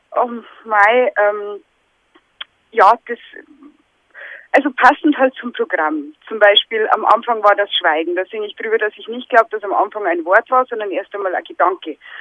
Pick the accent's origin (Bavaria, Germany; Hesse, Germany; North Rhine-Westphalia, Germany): Bavaria, Germany; Lower; accent: Bavarian